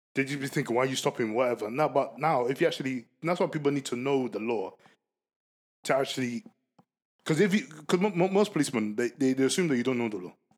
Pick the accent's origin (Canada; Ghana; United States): Ghana; I'm a Ghanaian